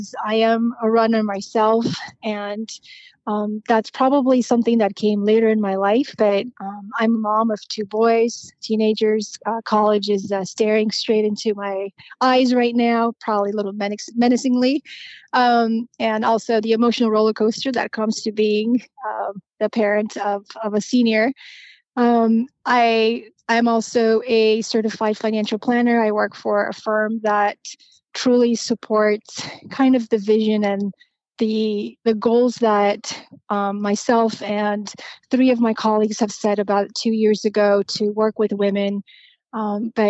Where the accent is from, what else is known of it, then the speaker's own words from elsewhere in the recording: Romania; English is a second language; moved away; born and raised in Romania, and I grew up during very interesting times